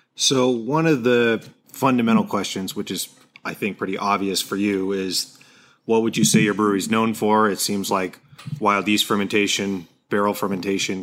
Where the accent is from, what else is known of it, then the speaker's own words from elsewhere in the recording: Seattle, Washington, United States; I'm from Seattle